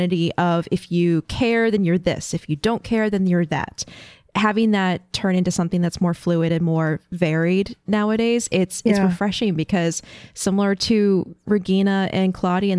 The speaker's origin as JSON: {"language": "English", "region": "Florida", "country": "United States", "tie": "born or raised there", "moved": "yes", "said": "I grew up in Florida"}